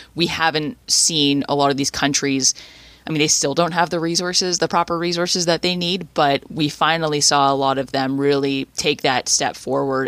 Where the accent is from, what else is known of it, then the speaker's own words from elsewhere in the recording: Canada; as a Canadian soccer fan